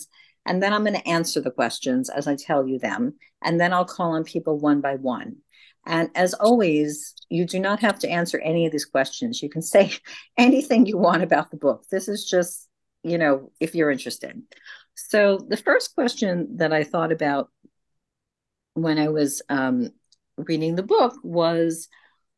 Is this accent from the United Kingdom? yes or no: no; Long Island, New York, United States; moved away as an adult; also born or lived in rural Connecticut; now in Connecticut, United States; I grew up in Long Island, which is like a big subdivision outside of New York City